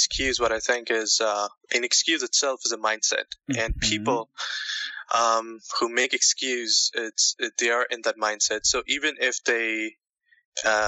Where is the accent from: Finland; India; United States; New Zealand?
India; also born or lived in Canada; now in Toronto, Canada; Originally, I'm from India.